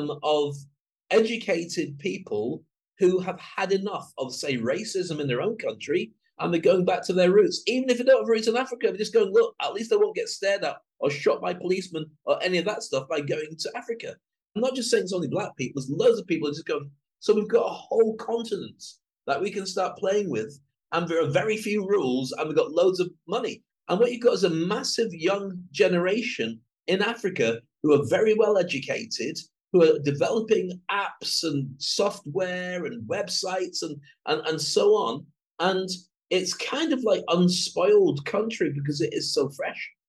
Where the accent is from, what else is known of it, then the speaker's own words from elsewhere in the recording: United Kingdom; I'm a Brit.